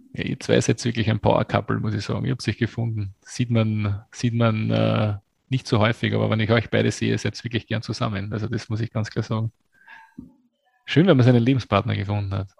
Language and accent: German; Austria; als Österreicher